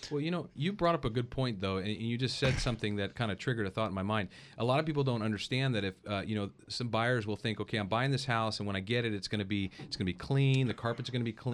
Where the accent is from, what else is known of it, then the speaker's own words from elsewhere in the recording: Paso Robles, California, United States; also born or lived in Hawaii; growing up in Paso, I've fallen in love with the North County